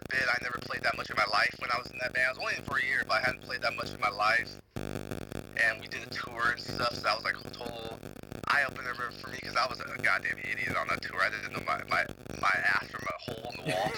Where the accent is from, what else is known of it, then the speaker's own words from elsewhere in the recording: Los Angeles, California, United States; now in Washington, DC, United States; I'm from the Southern California, like the Los Angeles area.